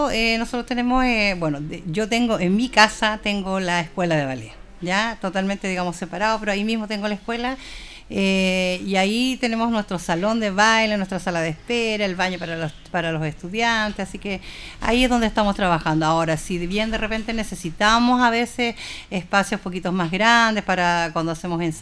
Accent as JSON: {"language": "Spanish", "town": "Santiago", "region": "Santiago Metropolitan Region", "country": "Chile", "moved": "yes", "lives_now": "Linares, Chile", "said": "Bueno, yo soy de Santiago, yo llegué a vivir acá a Linares y yo partí trabajando en un colegio, haciendo taller de ballet."}